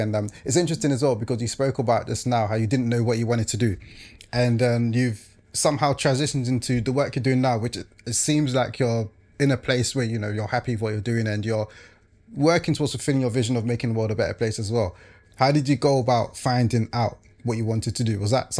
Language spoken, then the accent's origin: English; London, United Kingdom; I grew up in Leytonstone.